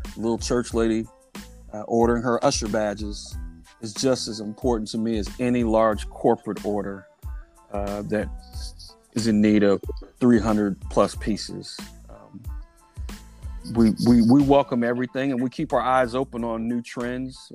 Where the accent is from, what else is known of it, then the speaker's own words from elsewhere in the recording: Indianapolis, Indiana, United States; moved away as an adult; also born or lived in Washington Township, Indianapolis; now in Carmel, United States; I grew up really relatively close to 3D Trophy, right off of 34th and Bancroft. Uh, so I'm I'm an East Sider for life